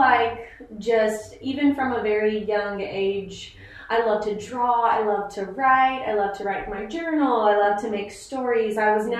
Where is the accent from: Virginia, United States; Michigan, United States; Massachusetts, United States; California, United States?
Virginia, United States; Chesapeake; born and raised in Chesapeake, Virginia.